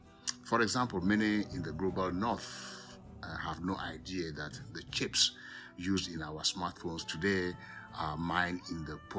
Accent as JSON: {"language": "English", "country": "Ghana", "tie": "born or raised there", "also_born_or_lived": "Togo", "moved": "yes", "lives_now": "Louisville, United States", "said": "I hail from Ghana and Togo, and I claim both countries because where I was born in present-day Ghana was once what is now Togo."}